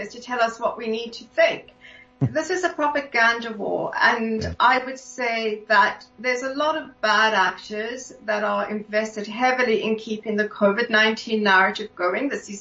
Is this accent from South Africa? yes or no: yes; South Africa; growing up in South Africa